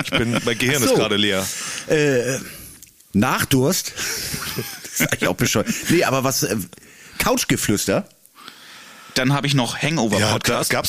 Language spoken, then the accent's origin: German; Bad Segeberg, Schleswig-Holstein, Germany; Ich komme aus Bad Segeberg und ich betreibe eine Firma, die Veranstaltungstechnik vermietet.